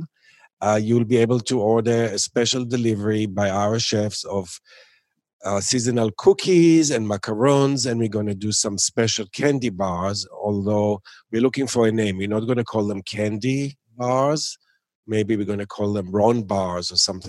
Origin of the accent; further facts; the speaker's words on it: Tel Aviv, Tel Aviv District, Israel; now in New York, United States; I grew up in Tel Aviv